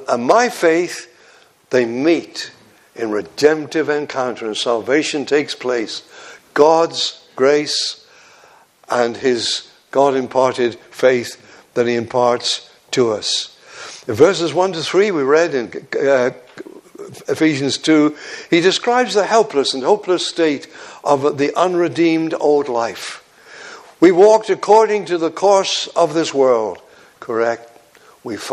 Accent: Devon, South West England, United Kingdom; moved away as an adult; also born or lived in Yorkshire

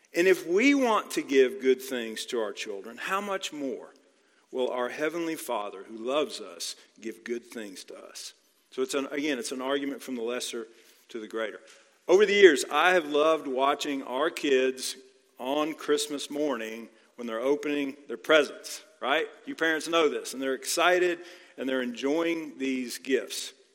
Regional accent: Texas, United States; now in Georgia, United States; I grew up in Texas

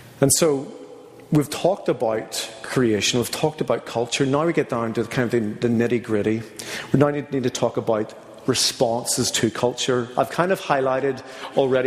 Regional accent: Northern Ireland, United Kingdom; moved away; being from Northern Ireland, I'm going to have certain cultural, you know, predilections or things about me that have shaped me

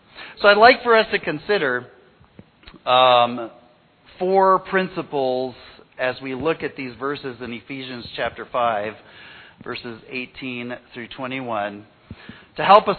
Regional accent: Mexico; When I was a kid, growing up in Mexico

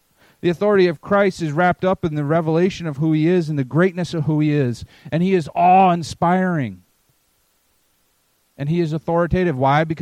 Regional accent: Maine, United States; I'm from Maine, so I like New England

